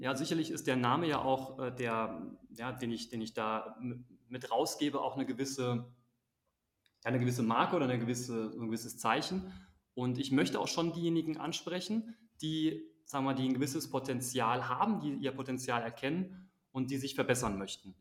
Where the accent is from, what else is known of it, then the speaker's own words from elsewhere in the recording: Germany; moved away as an adult; also born or lived in Azerbaijan / Switzerland / United States / South Africa; Bei uns in Deutschland